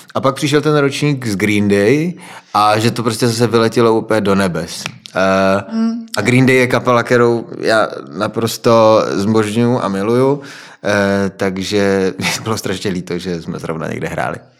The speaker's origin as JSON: {"language": "Czech", "town": "Frýdek-Místek", "region": "Moravian-Silesian Region", "country": "Czechia", "said": "jsem z Frýdku a Ostrava je kousek od nás"}